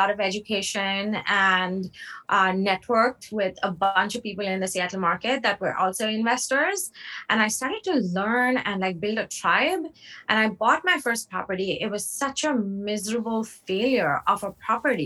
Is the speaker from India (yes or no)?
yes; India; moved away; I grew up in India, moved here in 2006.